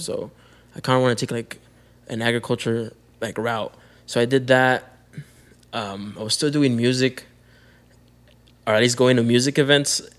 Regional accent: Calexico, California, United States; moved away as an adult; also born or lived in Mexicali, Mexico; now in San Diego, United States; I'm from Calexico, California, but I've been in San Diego for about next year will be my 10th year

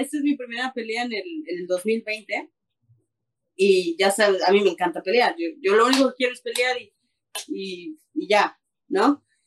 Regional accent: Mexico; now in Canada; soy mexicana, vivo en Canadá, pero de corazón colorado

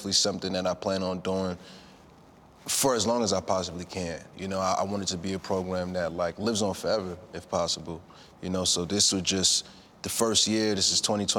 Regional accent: New York City, New York, United States; me being from Brooklyn, New York

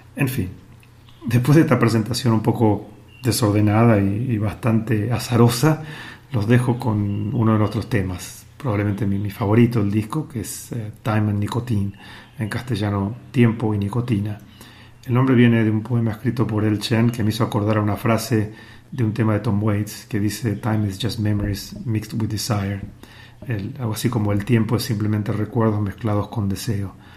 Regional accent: Buenos Aires, Argentina; also born or lived in New York; now in Shanghai, China; nací en Buenos Aires, viví muchos años en New York y desde el 2018 vivo en Shanghai, en China

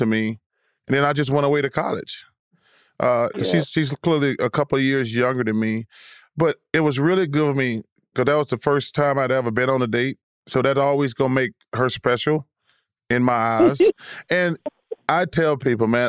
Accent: Leeds, Alabama, United States; born or raised there; moved away as an adult

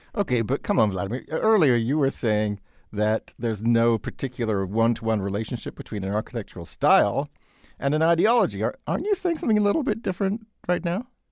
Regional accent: United Kingdom; moved away; like the Grenfell Tower in London, a case in you know, my home country

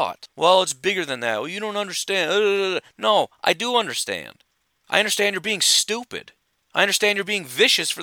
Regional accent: Illinois, United States; I grew up in Illinois

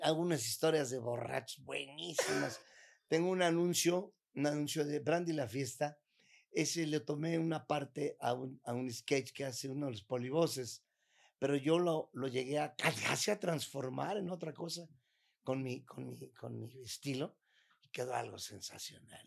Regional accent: Mexico; como mexicano

